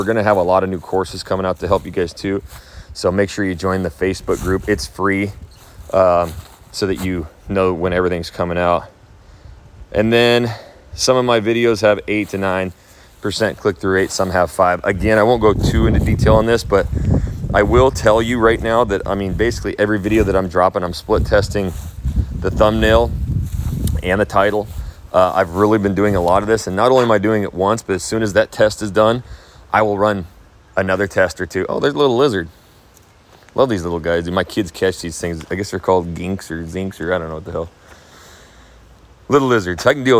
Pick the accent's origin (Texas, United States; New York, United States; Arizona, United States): Arizona, United States; Phoenix; moved away; I'm from Phoenix, Arizona.